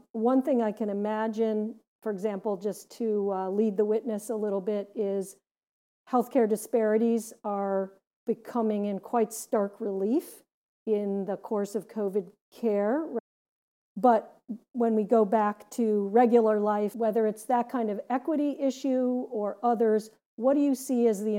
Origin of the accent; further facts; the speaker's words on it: Gary, Indiana, United States; now in Massachusetts, United States; versus growing up in Gary, Indiana, that has a lot of industry with a variety of pollutants spewing into the air.